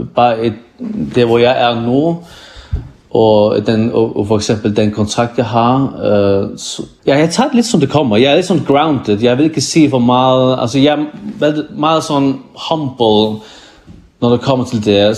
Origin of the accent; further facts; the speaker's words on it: Faroe Islands; also born or lived in Iceland; jeg er kommet fra Færne i en bygd, der hedder Kvandersund, Ja, her bor der kun er det 400-500 mennesker